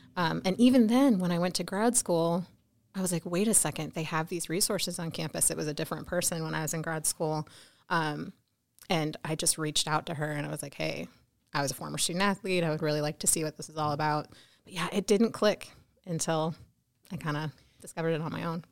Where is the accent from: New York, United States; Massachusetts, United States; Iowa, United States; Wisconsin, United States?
Iowa, United States; Wyoming; I am an Iowa girl, born and raised in Iowa, um, tiny town, Wyoming, Iowa